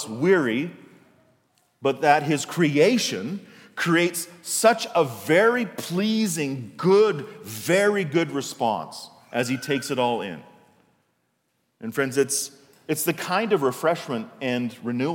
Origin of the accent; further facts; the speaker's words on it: Canada; when I was a kid in the 80s, right, not so long ago, in my hometown, there was no shopping on Sundays. The only stores open on Sundays were corner stores or gas stations. In fact, in Canada, up until the 80s, there was what was called the Lord's Day Act.